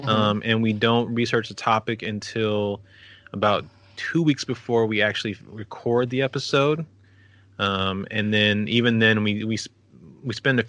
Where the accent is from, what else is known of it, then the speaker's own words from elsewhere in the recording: El Paso, Texas, United States; my hometown of El Paso.